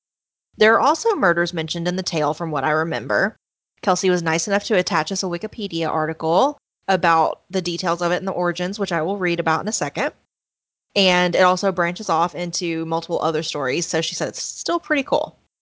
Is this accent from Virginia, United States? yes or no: yes; Virginia, United States; I immediately thought of this wild story from my hometown in Virginia.